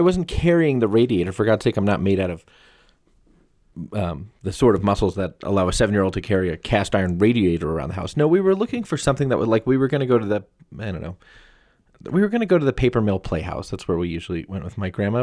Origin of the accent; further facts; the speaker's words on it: United States; I'm from America